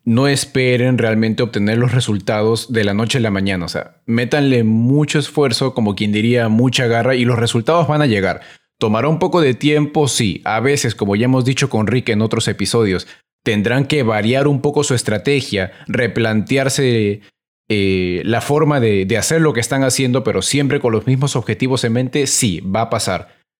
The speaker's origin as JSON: {"language": "Spanish", "country": "Peru", "said": "Se los digo como peruano"}